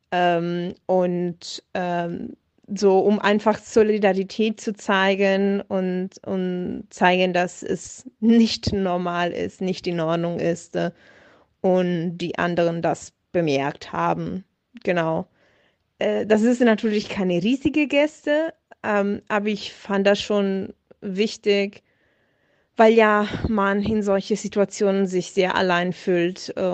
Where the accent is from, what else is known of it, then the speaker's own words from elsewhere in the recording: Italy; German is a second language; now in Munich, Germany; ich komme ja aus Italien und fahre, also vor corona zeiten bin ich regelmäßig ähm, zwischen München und Bologna gefahren mit dem Zug.